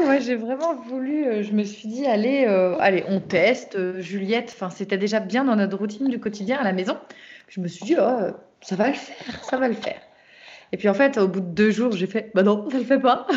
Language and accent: French; Brittany, France; je suis bretonne et voilà, je suis toujours en Bretagne.